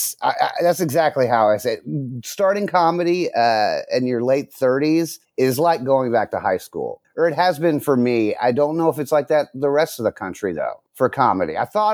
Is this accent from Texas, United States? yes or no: yes; Dallas, Texas, United States; now in Los Angeles, United States; No. Originally, I'm from Dallas.